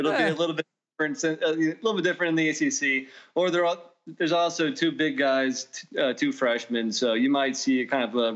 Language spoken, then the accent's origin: English; Northern Virginia, United States; We're from Northern Virginia. The town next to us is where Grant Hill grew up.